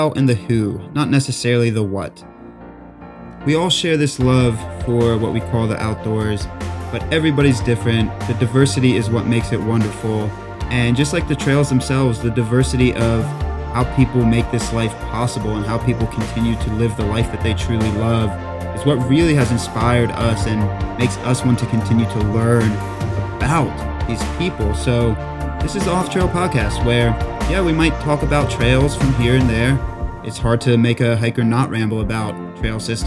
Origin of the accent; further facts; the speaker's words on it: South Carolina, United States; I'm a South Kakalaki boy as well